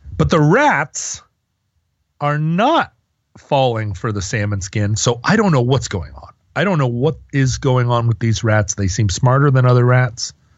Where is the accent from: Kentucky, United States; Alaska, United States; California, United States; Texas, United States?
Alaska, United States; moved away; growing up in Alaska